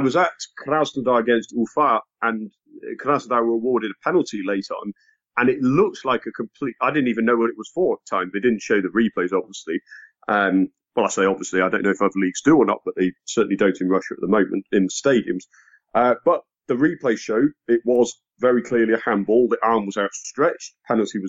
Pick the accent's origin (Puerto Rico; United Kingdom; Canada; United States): United Kingdom; England; I'm English